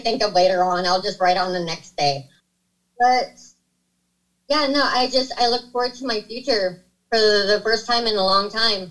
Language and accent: English; Sacramento, California, United States; I'm from Sacramento.